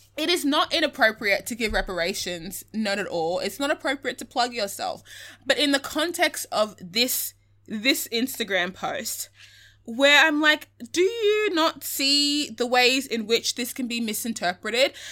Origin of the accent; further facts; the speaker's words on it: Australia; identify as being Australian